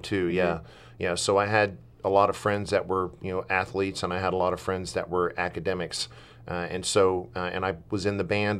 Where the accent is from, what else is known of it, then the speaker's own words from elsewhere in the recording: the South, United States; I told you I'm from the South.